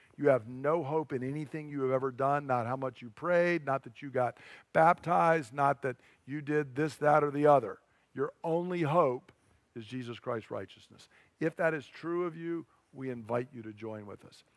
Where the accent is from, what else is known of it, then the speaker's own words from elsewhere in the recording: United States; I'm an American